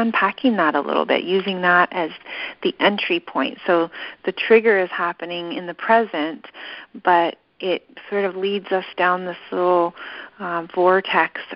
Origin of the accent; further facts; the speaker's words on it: Big Sur, California, United States; growing up in Big Sur and growing up at Esalen